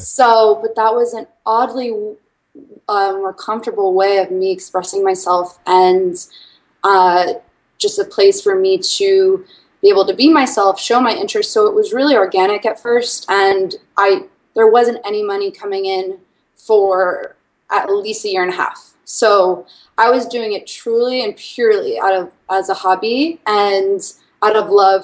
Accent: Washington, District of Columbia, United States; moved away as an adult; also born or lived in Arkansas; I am originally from Washington, D.C. area

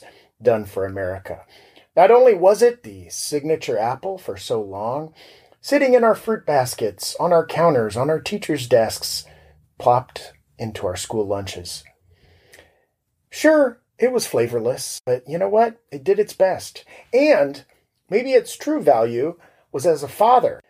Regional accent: Florida, United States; I'm from Florida

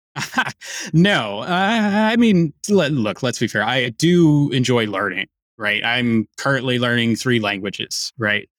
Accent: Chicago, Illinois, United States; I'm a Chicagoan.

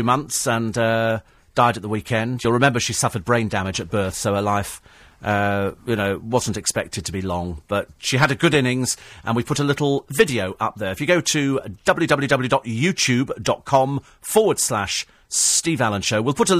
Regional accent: England, United Kingdom; I'm English and proud of it

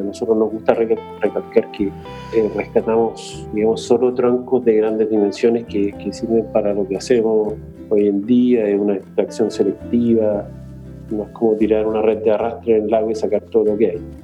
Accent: Santiago, Santiago Metropolitan Region, Chile; yo soy de Santiago

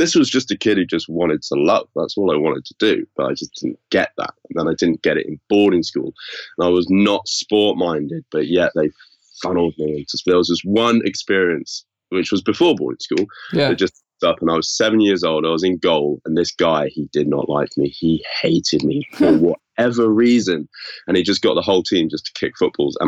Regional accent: Yorkshire and the Humber, United Kingdom; they moved me to boarding school, which was where I grew up in Yorkshire.

